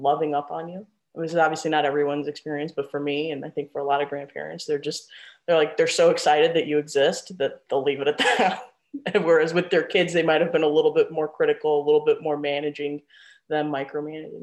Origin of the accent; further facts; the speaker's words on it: Chicago, Illinois, United States; moved away as an adult; also born or lived in Tucson, Arizona / Washington, District of Columbia, United States; now in Bay Area, United States; I'm in Chicago.